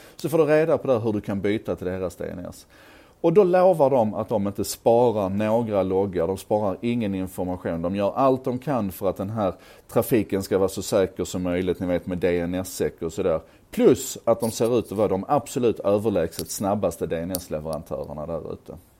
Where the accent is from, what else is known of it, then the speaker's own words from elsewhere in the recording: Skåne, Sweden; accent: Scanian (skånska); min skånska